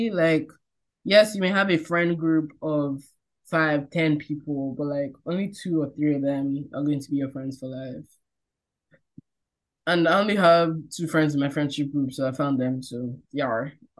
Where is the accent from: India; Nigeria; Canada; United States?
Nigeria; I feel like just growing up as a Nigerian, you just kind of learn, there's no time to be beating around the bush.